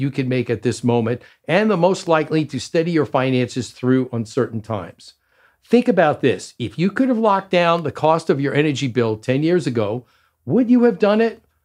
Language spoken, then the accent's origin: English; New York, United States; now in Arizona, United States; I grew up in New York